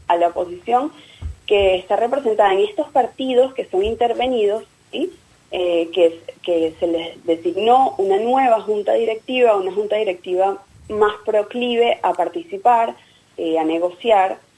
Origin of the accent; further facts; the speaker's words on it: Venezuela; now in Buenos Aires, Argentina; lo que está pasando en mi país